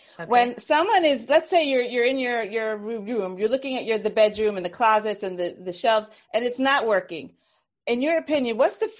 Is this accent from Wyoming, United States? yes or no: no; Brooklyn, New York, United States; I'm from Brooklyn. It's okay.